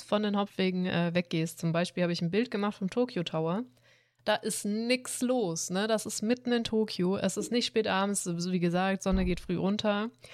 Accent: Swabia, Baden-Württemberg, Germany; ich bin Schwabe

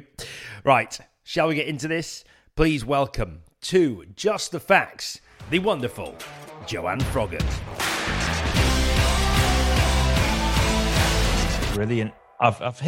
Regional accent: Leeds, Yorkshire and the Humber, United Kingdom; moved away as an adult; now in London, United Kingdom; Leeds born and bred

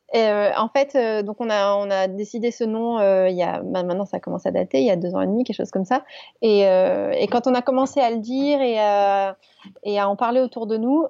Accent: Grasse, Provence-Alpes-Côte d'Azur, France; also born or lived in Paris; nous on est originaire de Grasse donc euh, la capitale euh, du parfum

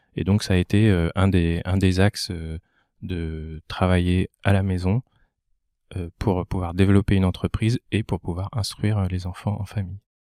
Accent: Val-d'Oise, Île-de-France, France; moved away as an adult; also born or lived in Lille; now in Lomme, France; je ne suis pas originaire du Nord, je suis originaire du Val d'Oise je suis monté euh, entre guillemets dans le nord euh, à Lille pour faire mes études

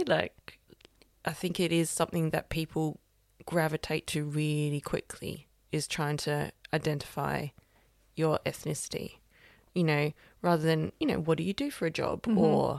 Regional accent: Australia; moved away as an adult; also born or lived in France / Switzerland; now in London, United Kingdom; I am Australian.

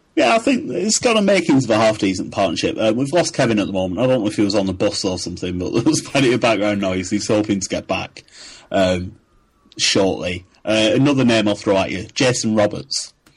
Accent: United Kingdom; accent: northeast northwest hybrid; my accent, my northeast northwest hybrid, has been described as incredible

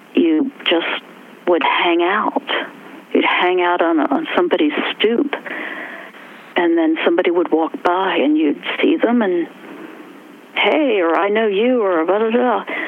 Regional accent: West Virginia, United States; accent: West Virginia; moved away; also born or lived in New York; my West Virginia accent

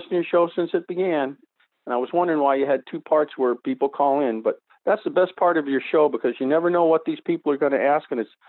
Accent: Saugus, Massachusetts, United States; I'm originally from Saugus, Massachusetts, which is just north of you.

